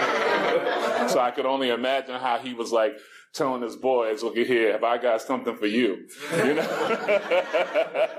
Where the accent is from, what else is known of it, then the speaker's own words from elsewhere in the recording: New York City, New York, United States; moved away; I'm originally from New York City